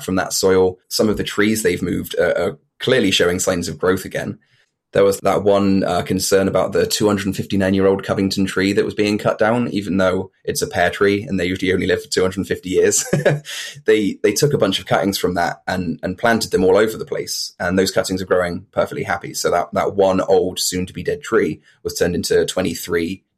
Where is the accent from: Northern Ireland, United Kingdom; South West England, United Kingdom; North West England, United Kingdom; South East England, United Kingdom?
South West England, United Kingdom; Bristol; I'm from East Bristol